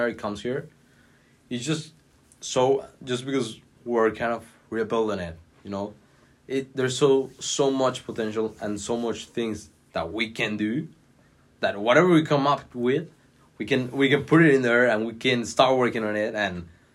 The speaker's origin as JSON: {"language": "English", "region": "Mexico City", "country": "Mexico", "moved": "as an adult", "lives_now": "Washington, D.C., United States", "said": "where I'm from Mexico City"}